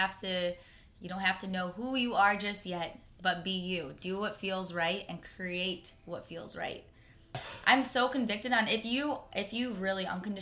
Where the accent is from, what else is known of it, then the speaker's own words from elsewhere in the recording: Michigan, United States; moved away as an adult; now in Los Angeles, United States; So I'm from Michigan. I'm from Michigan. Yep, good old Michigan. I went to Michigan State